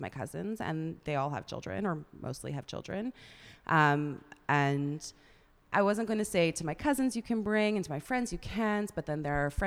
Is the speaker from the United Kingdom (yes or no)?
no; Toronto, Ontario, Canada; moved away as an adult; also born or lived in Vienna, Austria; now in Budapest, Hungary; I'm from Toronto